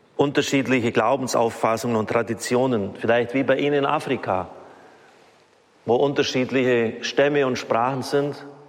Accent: Germany; wir in Deutschland

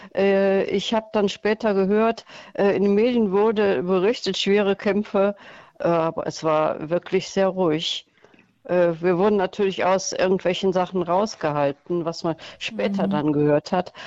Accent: Germany; ich komme aus Deutschland

